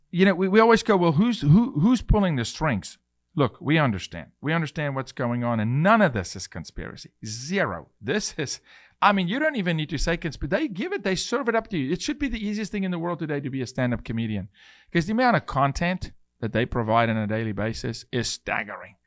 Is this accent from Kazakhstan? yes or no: no; South Africa; I'm a South African male